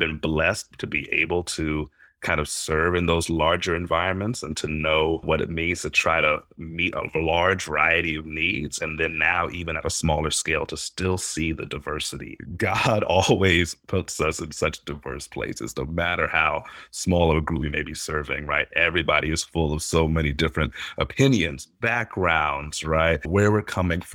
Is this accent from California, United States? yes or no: no; Arlington, Virginia, United States; moved away as an adult; also born or lived in Atlanta, Georgia / New York City; now in Minneapolis, United States; I grew up in Arlington, Virginia, so right outside of Washington, D.C.